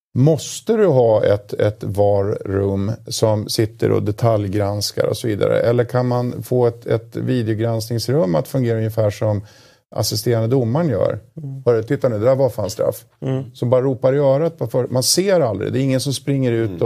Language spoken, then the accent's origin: Swedish; Uppsala, Uppsala County, Sweden; jag kommer från Uppsala